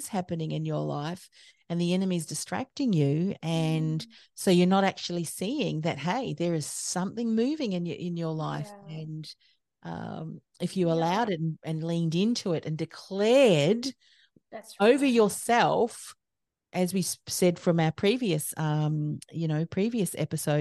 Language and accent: English; New Zealand; moved away as an adult; now in Australia; I was born in New Zealand, and my husband's an Australian, and I came over to Australia